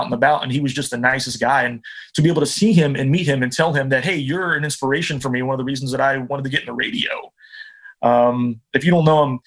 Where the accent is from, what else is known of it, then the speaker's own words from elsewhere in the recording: New Jersey, United States; moved away; also born or lived in Ohio / Oregon / Kentucky / Columbus, Ohio; I was born in Jersey and spent part of my childhood growing up there, and then went to high school in Ohio